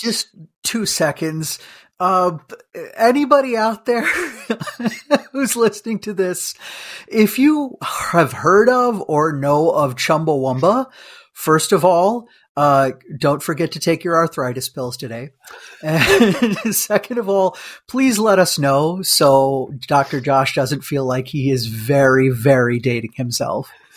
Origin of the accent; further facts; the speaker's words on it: India; moved away; We, we're Indian, Uh, but, like, from India